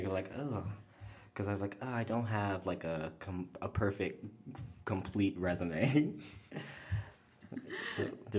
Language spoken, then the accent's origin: English; Chicago, Illinois, United States; I grew up in Southside Chicago, spent most of my childhood there, and then like Jeffrey Manor, and then Washington Heights. And I've been bouncing around the city since then.